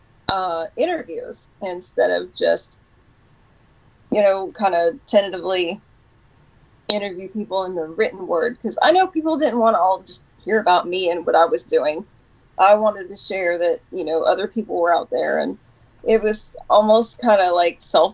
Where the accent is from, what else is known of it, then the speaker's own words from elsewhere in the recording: Detroit, Michigan, United States; moved away; also born or lived in Knoxville; originally Detroit, Michigan, Knoxville